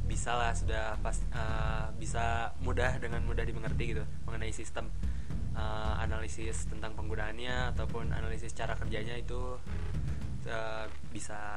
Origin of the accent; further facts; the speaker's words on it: Sukabumi, West Java, Indonesia; melihat di kota saya di saya dari Sukabumi